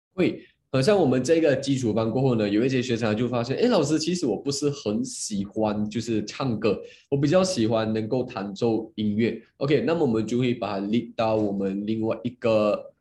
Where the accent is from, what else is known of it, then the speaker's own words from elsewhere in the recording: Muar, Johor, Malaysia; 我今年就二十三岁，然后我来自嗯。Johor Bahru，我不知道你们知道吗？它是一个小，小，小的 小的 kampung来的